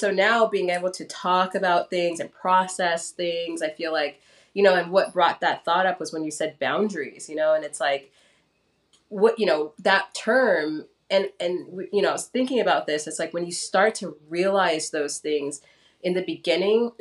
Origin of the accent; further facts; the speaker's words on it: Los Angeles, California, United States; also born or lived in Gardena, California / Lancaster, California / Santa Monica, California; I grew up in Los Angeles